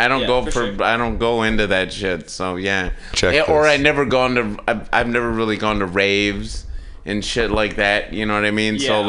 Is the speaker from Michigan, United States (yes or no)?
yes; Kalamazoo, Michigan, United States; moved away; I'm from Kalamazoo, Michigan.